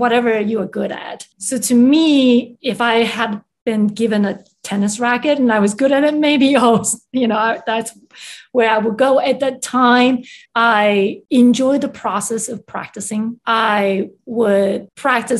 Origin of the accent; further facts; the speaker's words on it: Taiwan; English is a second language; moved away; also born or lived in Chicago; I was born and raised in Taiwan, where music education was highly regarded.